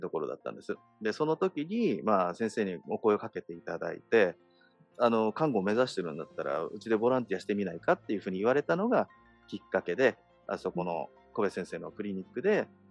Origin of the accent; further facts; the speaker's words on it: Misato, Saitama, Japan; moved away as an adult; now in Hawaii, United States; 僕は埼玉県の三郷市っていうところ出身なんです